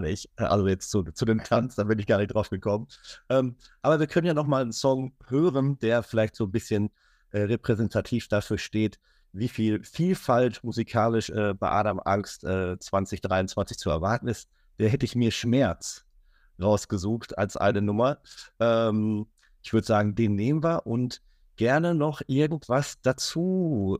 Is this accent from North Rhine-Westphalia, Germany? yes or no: yes; Minden, North Rhine-Westphalia, Germany; ich komme aus Ostwestfalen